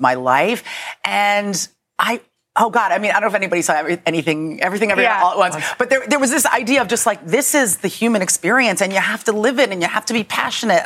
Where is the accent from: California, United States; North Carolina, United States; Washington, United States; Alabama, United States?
California, United States; San Francisco; moved away; It's set in San Francisco. And that's my hometown.